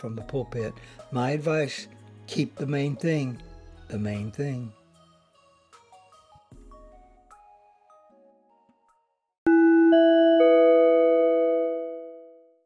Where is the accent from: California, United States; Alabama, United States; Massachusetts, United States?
Alabama, United States; I grew up in Alabama